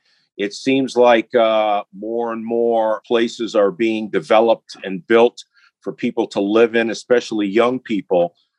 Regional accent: Mount Clemens, Michigan, United States; I'm from Mount Clemens, spent a lot of time down there.

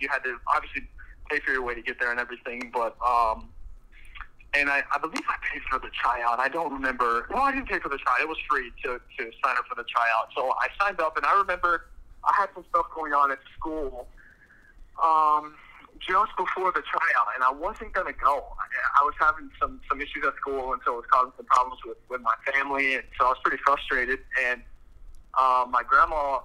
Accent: Austin, Texas, United States; born or raised there

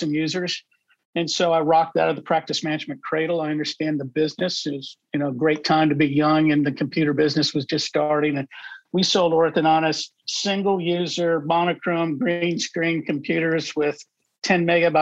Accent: Midwest, United States; moved away; also born or lived in Texas; I grew up in the Midwest

